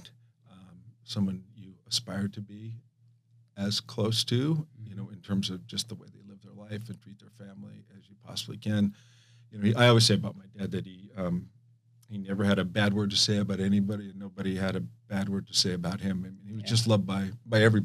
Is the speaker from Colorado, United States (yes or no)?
yes; Broomfield, Colorado, United States; also born or lived in Florence, South Carolina; born in Johnsonville or Florence, South Carolina, but I lived there for about 6 months and was raised in Colorado, a little town called Broomfield right outside of Boulder.